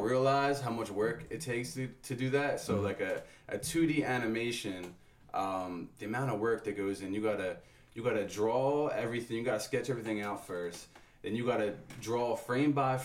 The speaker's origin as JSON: {"language": "English", "town": "Philadelphia", "region": "Pennsylvania", "country": "United States", "said": "I was from Philly"}